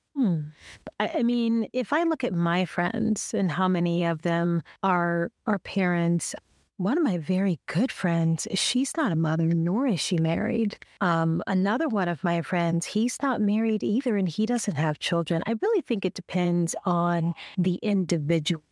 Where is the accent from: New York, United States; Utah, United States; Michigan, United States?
Michigan, United States; Detroit; moved away as an adult; also born or lived in Youngstown, Ohio; Detroit, Michigan, my hometown